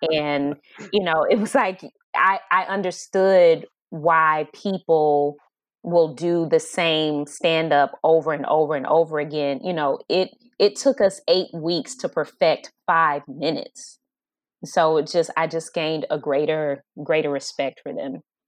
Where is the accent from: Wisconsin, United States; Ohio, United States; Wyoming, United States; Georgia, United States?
Georgia, United States; Atlanta; now in Los Angeles, United States; I'm from Atlanta, Georgia, but I live in L A." L A is home, but it's my second home. And I think Atlanta, because I was born and raised there